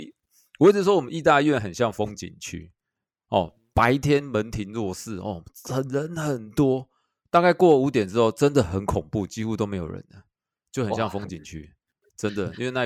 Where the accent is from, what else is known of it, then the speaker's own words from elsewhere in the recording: Kaohsiung, Taiwan; moved away as an adult; also born or lived in Taichung / Taipei; 我本身是高雄人啊，但是我是中山医毕业的，中山中山医学大学毕业，高雄人，中山医学大学毕业。